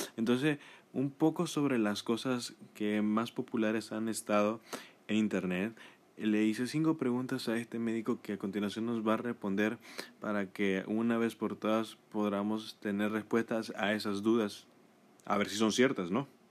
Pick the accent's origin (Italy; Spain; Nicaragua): Nicaragua; en mi país de Nicaragua